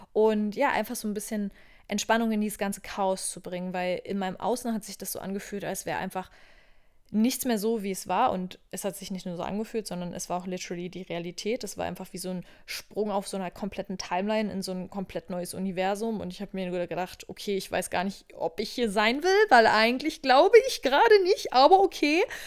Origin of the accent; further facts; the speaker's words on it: Berlin, Germany; moved away as an adult; Ich komme auch ursprünglich aus Berlin. Also wenn ich irgendeinen Ort auf dieser Welt als Heimat betiteln würde, wäre es wahrscheinlich Berlin.